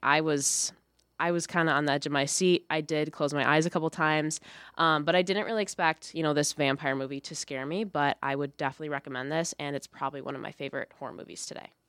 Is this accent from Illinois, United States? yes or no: yes; Lockport, Illinois, United States; I'm from Lockport, Illinois